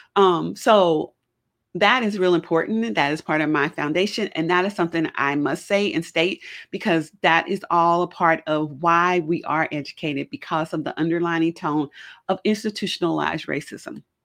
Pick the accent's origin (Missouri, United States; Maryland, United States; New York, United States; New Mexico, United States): Missouri, United States; Kansas City; also born or lived in Chicagoland area, Illinois; now in Chicago area, United States; I'm not originally from Chicago. I'm from Kansas City, Missouri. I grew up in the city.